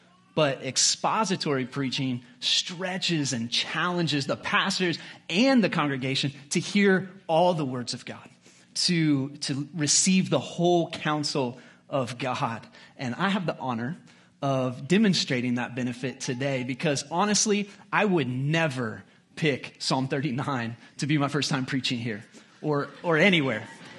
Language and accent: English; United States; it's just because I'm so American, because that's not normal in the history of mankind.